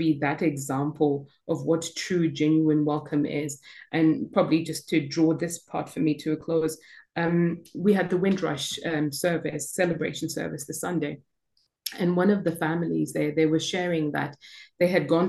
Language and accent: English; Zimbabwe; now in United Kingdom; I'm from Zimbabwe, born and bred